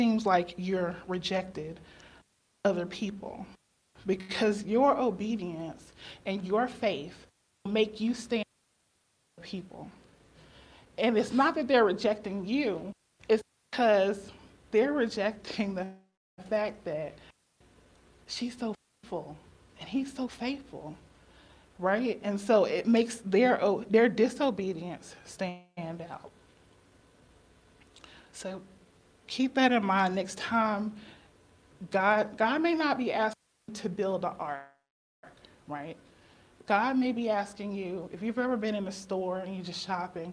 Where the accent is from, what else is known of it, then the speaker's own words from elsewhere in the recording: Chapel Hill, North Carolina, United States; also born or lived in Minnesota; I was born and raised here in Chapel Hill